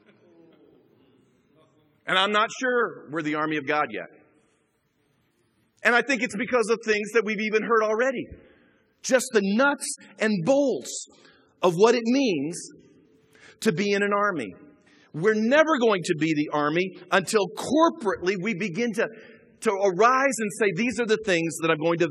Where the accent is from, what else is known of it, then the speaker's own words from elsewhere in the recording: Chicago, Illinois, United States; moved away; I grew up in the Chicago area